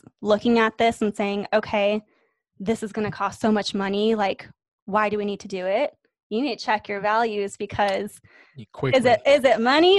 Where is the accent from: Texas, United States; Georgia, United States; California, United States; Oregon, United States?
California, United States; Orange County; I grew up in Orange County.